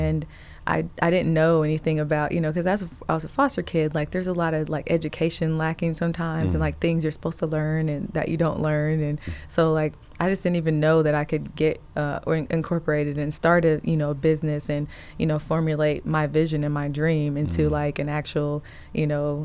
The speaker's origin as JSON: {"language": "English", "town": "Indianapolis", "region": "Indiana", "country": "United States", "tie": "born or raised there", "also_born_or_lived": "Elkhart, Indiana / Florida", "moved": "as an adult", "said": "Indianapolis is where I grew up. And well, I'm originally from Elkhart, Indiana, but Indianapolis is where I pretty much spent most of my childhood."}